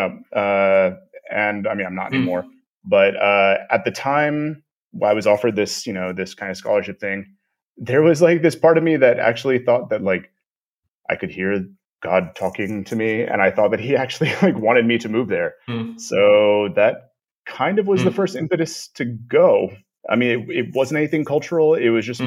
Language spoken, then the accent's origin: English; Corpus Christi, Texas, United States; moved away as an adult; also born or lived in Austin, Texas / South Korea / Romania; now in Prague, Czech Republic; I'm originally from South Texas, Corpus Christi, Texas. I grew up there